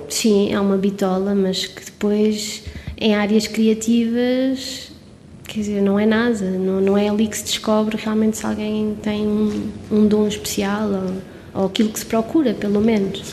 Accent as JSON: {"language": "Portuguese", "town": "Covilhã", "region": "Centro", "country": "Portugal", "said": "sou da Covilhã, sou serrana e digo com muito orgulho"}